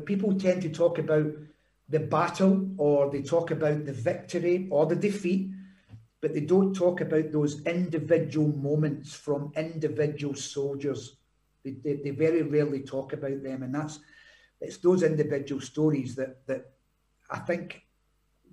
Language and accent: English; Glasgow, Scotland, United Kingdom; moved away; I'm from Glasgow. I'm not a Highlander.